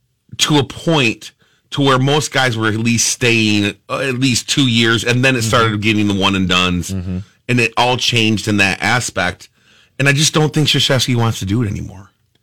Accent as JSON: {"language": "English", "town": "Syracuse", "region": "New York", "country": "United States", "said": "I'm from Syracuse."}